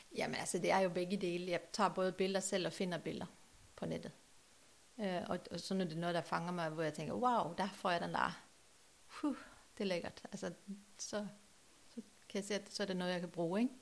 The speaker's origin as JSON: {"language": "Danish", "country": "Norway", "moved": "yes", "lives_now": "Trelde Næs, Denmark", "said": "Norge, der hvor jeg kommer fra"}